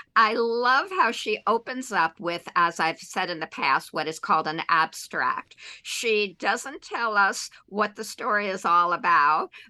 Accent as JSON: {"language": "English", "region": "New York", "country": "United States", "moved": "as an adult", "lives_now": "South Florida, United States", "said": "as a New Yorker who's been here 35 plus years"}